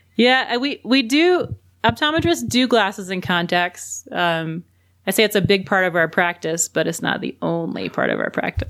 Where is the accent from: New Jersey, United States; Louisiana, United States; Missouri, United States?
Louisiana, United States; also born or lived in South Carolina / Birmingham, Alabama; now in New Mexico, United States; I'm originally from Louisiana and then was in South Carolina and then Birmingham